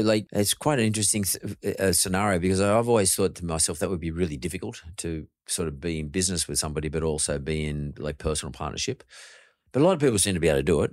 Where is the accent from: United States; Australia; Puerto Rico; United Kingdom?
Australia; Sydney, New South Wales; I grew up happy in Punch Bowl, uh, where I grew up